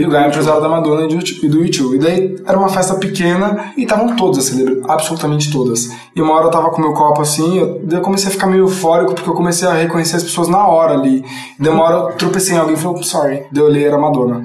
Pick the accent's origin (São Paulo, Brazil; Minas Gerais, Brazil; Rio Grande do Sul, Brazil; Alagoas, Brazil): São Paulo, Brazil; São Paulo, nascido e criado.